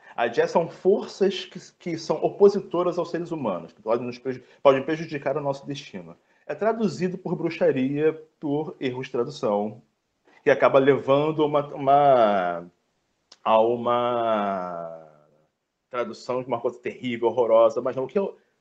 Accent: Brazil; somos brasileiros

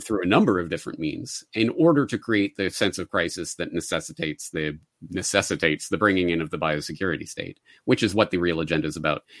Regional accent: Calgary, Alberta, Canada; my hometown of Calgary

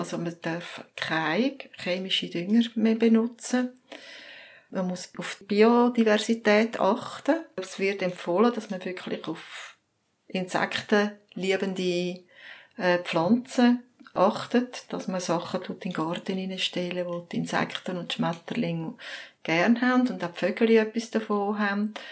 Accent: Zurich, Switzerland; Ich bin auch in Zürich aufgewachsen.

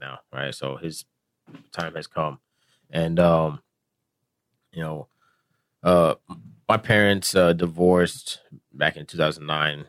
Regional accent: South Florida, United States; I grew up in South Florida

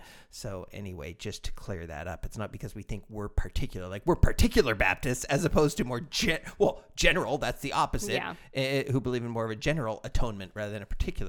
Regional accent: England, United Kingdom; We're English, Chica. We say Wittenberg.

